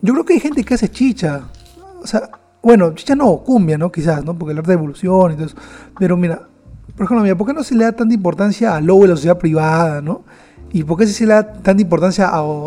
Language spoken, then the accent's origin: Spanish; Peru